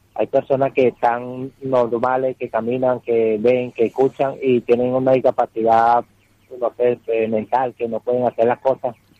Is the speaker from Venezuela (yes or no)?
yes; Venezuela; moved away as an adult; tengo un año que salí de Venezuela por la situación